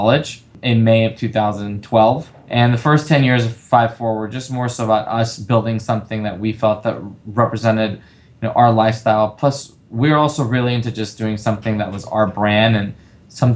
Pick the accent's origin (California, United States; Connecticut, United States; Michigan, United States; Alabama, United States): California, United States; Los Angeles; I'm born and raised in LA. I come from a Latin family. I grew up here my entire life